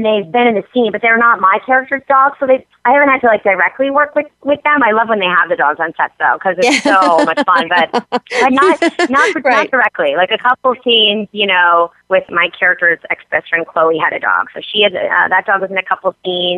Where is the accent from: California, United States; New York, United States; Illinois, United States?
New York, United States; now in Los Angeles, United States; I grew up in New York, but my parents actually retired down there.